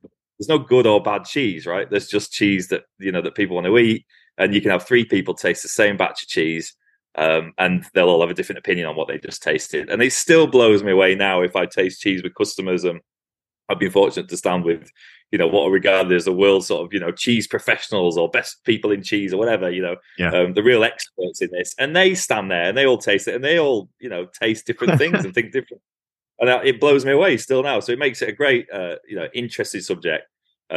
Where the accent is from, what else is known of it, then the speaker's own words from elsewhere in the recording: Lancashire, North West England, United Kingdom; also born or lived in Somerset; now in Cumbria, United Kingdom; I'm a northerner, I grew up in Lancashire